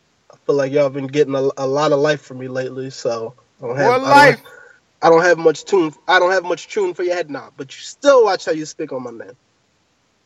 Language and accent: English; United States; I'm from America